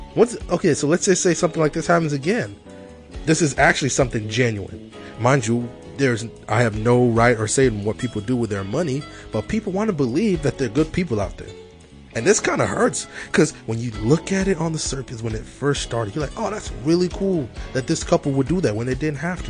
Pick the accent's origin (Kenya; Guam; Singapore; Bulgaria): Kenya; moved away; I'm from Kenya